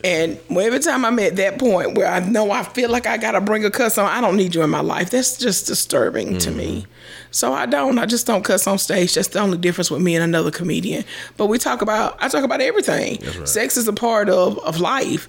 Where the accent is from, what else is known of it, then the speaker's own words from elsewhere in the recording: Greenville, South Carolina, United States; I'm from West Greenville in Greenville, South Carolina